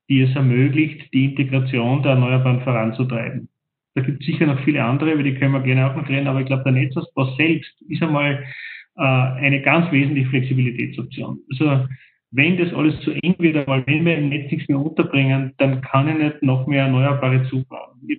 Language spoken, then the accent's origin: German; Salzburg, Austria; Das interessiert ja mich als Salzburger nicht, als Bewohner dort.